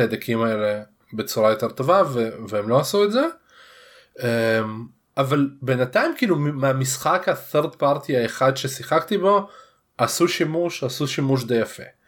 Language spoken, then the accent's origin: Hebrew; Russia; now in Israel; אני רוסי